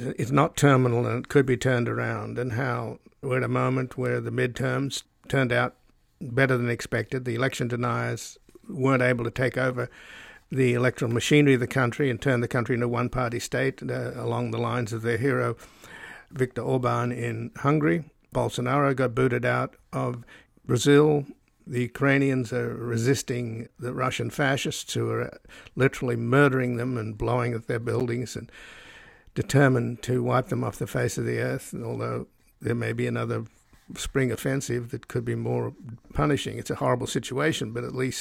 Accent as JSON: {"language": "English", "country": "Australia", "tie": "born or raised there", "moved": "yes", "lives_now": "United States", "said": "I was born in Australia, so I'm a descendant from convicts"}